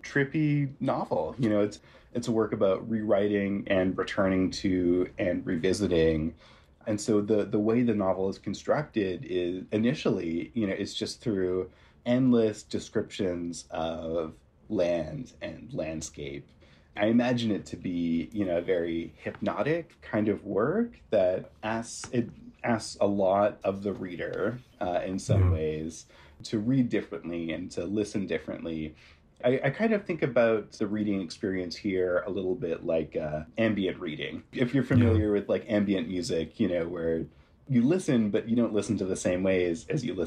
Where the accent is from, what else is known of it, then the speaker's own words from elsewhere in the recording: Ontario, Canada; I grew up in Ontario